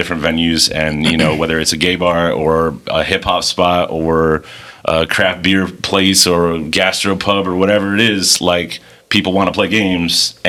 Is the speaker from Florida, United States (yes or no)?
yes; Miami, Florida, United States; I'm from Miami